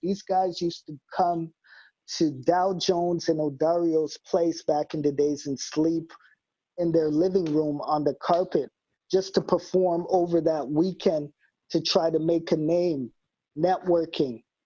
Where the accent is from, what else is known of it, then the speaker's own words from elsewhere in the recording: Winnipeg, Manitoba, Canada; I don't live in the West End anymore, but I rep it always.